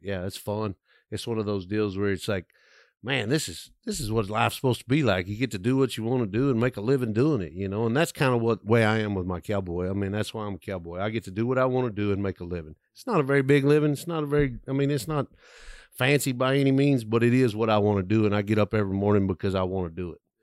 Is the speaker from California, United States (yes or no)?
no; west of Abilene, West Texas, United States; I grew up kinda in West Texas, I'm in f, west of Abilene